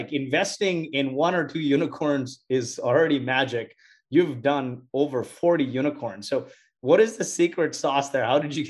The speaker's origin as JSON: {"language": "English", "town": "Montreal", "region": "Quebec", "country": "Canada", "lives_now": "San Francisco, United States", "said": "from Montreal. I'm tuning in from San Francisco."}